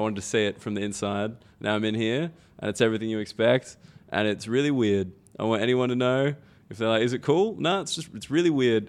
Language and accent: English; Australia; moved away as an adult; now in United Kingdom; as an Australian person come to the U K